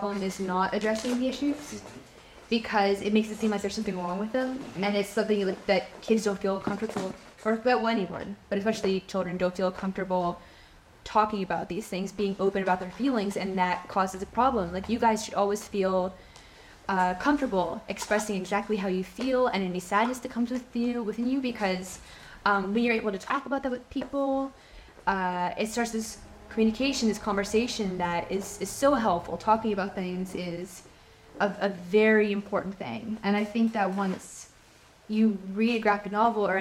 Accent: Pennsylvania, United States; moved away; where I grew up in Pennsylvania, I'm only maybe 30 or 40 minutes away from Lake Erie

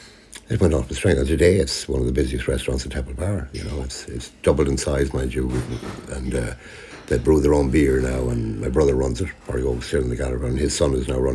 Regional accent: Leitrim, Connacht, Ireland; moved away; we grew up on in Leitrim

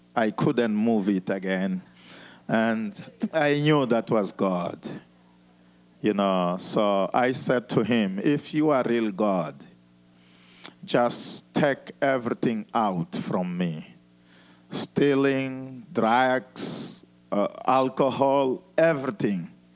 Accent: Mozambique; moved away as an adult; also born or lived in South Africa; I was born in Mozambique

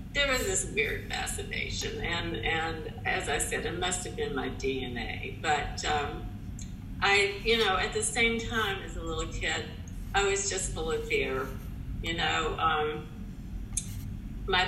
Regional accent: Tennessee, United States; moved away; I was also born and raised in Tennessee

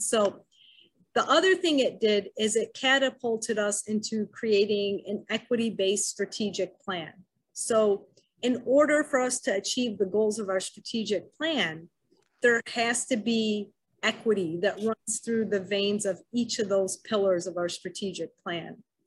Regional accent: Wayne, Michigan, United States; I grew up in Wayne, Michigan, attended Wayne Memorial High School

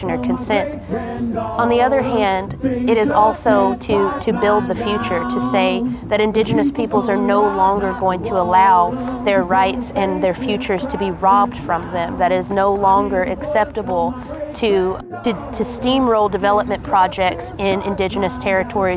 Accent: United States; I'm from the Dene Nation

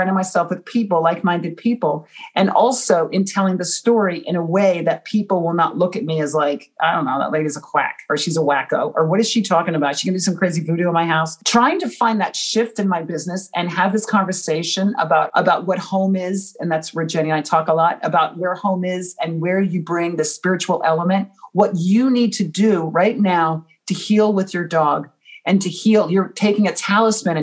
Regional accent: United States; I'm American

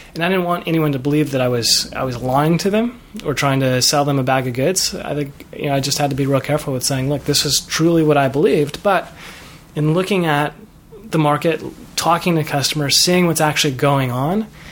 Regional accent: Chicago, Illinois, United States; moved away as an adult; also born or lived in Los Angeles; growing up in Chicago

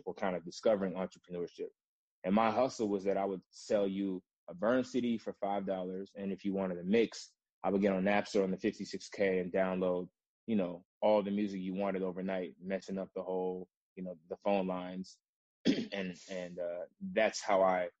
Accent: Rockville, Maryland, United States; also born or lived in Washington, District of Columbia, United States; I'm from Washington, DC, Nigerian American, first generation. So I grew up right outside DC in the suburbs of Rockville, Maryland

